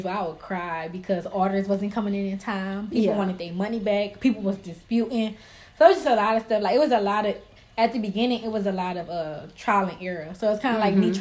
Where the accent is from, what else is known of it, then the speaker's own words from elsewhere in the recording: Houston, Texas, United States; also born or lived in New Orleans, Louisiana; I'm from New Orleans, Louisiana. Yes, raised in Houston